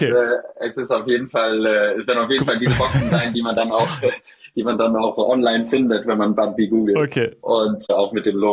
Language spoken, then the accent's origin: German; Hesse, Germany; ich komme ursprünglich aus dem Rheingau, aus der Nähe von Frankfurt. Und da ist der Weinbau extrem groß.